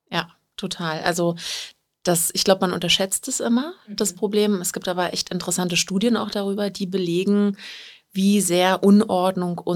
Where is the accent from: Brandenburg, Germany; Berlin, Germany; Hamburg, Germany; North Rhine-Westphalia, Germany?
Berlin, Germany; und ich bin aus Berlin und seit ja, fast zwei Jahren Ordnungsberaterin